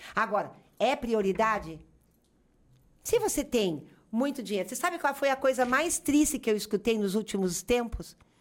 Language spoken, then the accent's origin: Portuguese; Curitiba, Paraná, Brazil; moved away as an adult; now in Caxias do Sul, Brazil; Sou de Curitiba, para quem não sabe, fui parar na Serra Gaúcha